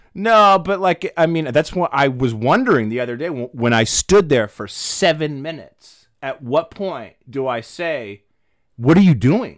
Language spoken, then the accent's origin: English; Maine, United States; moved away as an adult; now in Los Angeles, United States; originally, I'm from Maine. I've been here for ten years.